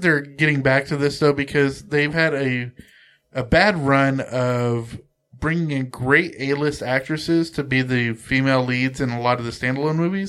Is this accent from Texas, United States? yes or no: no; Central Coast of California, United States; very close to where I grew up on the Central Coast of California